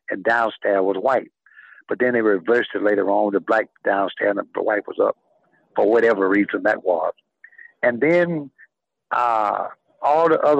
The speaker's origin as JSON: {"language": "English", "town": "Homer", "region": "Louisiana", "country": "United States", "tie": "born there", "also_born_or_lived": "Pine Bluff, Arkansas", "moved": "yes", "said": "I was born in Hainesville, Homer, Louisiana, but I left in 1947 and went to Pine Bluff, Arkansas with my father."}